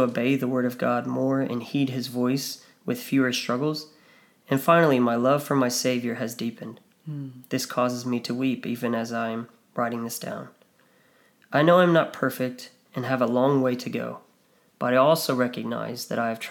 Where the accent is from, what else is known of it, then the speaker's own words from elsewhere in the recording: United States; moved away as an adult; now in Australia; someone like me as an American